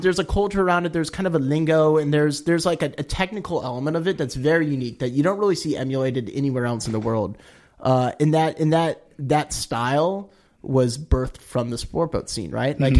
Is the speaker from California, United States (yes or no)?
yes; Palos Verdes, California, United States; also born or lived in New Hampshire; I grew up in Palos Verdes, kind of at the top of the hill there